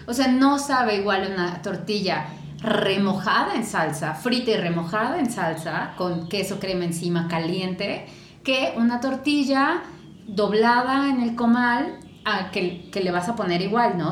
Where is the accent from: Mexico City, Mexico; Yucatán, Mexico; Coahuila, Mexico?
Mexico City, Mexico; accent: chilango; el acento chilango que tenemos, pues somos mexicanas